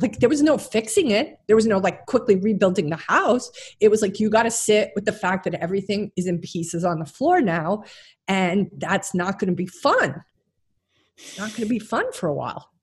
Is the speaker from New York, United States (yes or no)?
yes; St. James, New York, United States; also born or lived in Brooklyn, New York; I was born in Brooklyn, and then a good chunk of my life was spent on St. James, which is on the North Shore of Long Island.